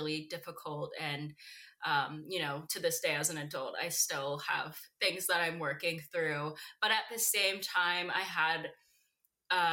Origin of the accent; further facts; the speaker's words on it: Roanoke, Virginia, United States; in a town called Roanoke, Virginia